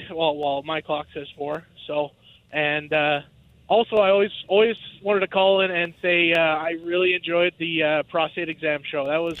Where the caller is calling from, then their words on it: Saskatchewan, Canada; I am driving across Saskatchewan, heading back to Alberta.